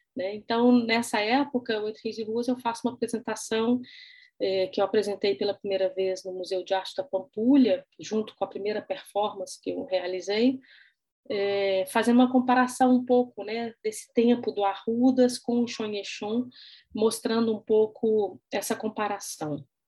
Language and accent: Portuguese; Belo Horizonte, Minas Gerais, Brazil; sou natural de Belo Horizonte